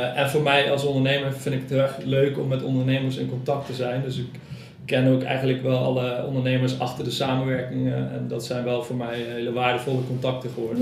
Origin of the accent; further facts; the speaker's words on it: Nijmegen, Gelderland, Netherlands; now in Cuijk, Netherlands; Ik eh, woon in Kuik en ik kom uit Nijmegen